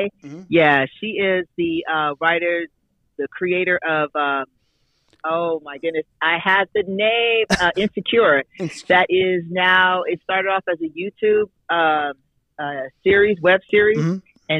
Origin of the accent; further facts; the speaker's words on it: Las Vegas, Nevada, United States; Born and raised in Las Vegas, Nevada.